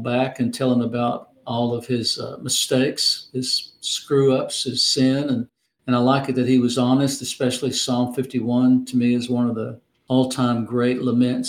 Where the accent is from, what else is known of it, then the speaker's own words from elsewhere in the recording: Arkansas, United States; My home state, Arkansas